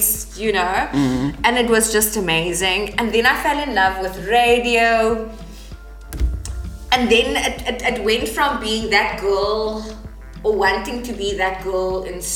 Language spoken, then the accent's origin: English; Stellenbosch, Western Cape, South Africa; born or raised there